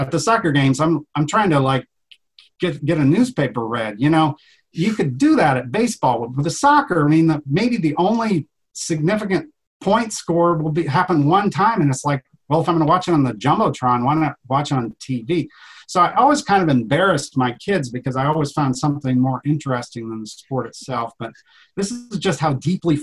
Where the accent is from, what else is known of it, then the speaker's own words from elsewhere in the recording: Iowa, United States; I grew up here on the Iowa side. I live on the farm where I grew up